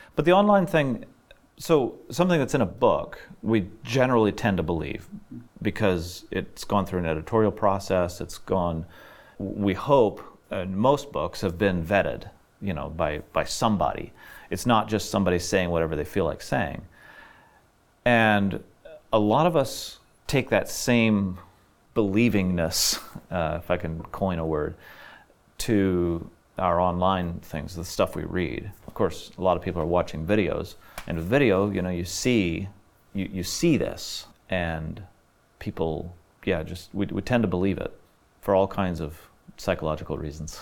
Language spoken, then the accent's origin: English; Middlefield, Ohio, United States; also born or lived in Illinois / Faith Mission Home; landed in Ohio, and that's where I grew up in Middlefield, Ohio